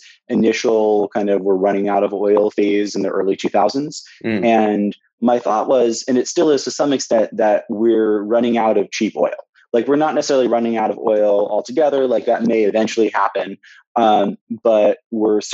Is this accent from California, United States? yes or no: yes; Santa Monica, California, United States; I grew up in Santa Monica, California